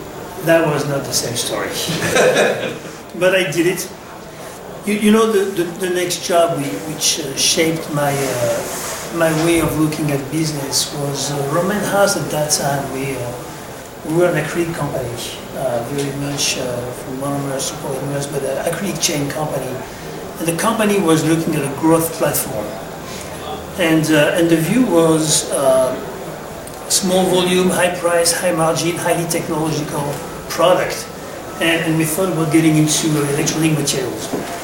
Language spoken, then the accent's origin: English; France; English is a second language; also born or lived in Middle East; I was born in France, obviously. My father was in the army. So moved around for most of my youth in France and the Middle East.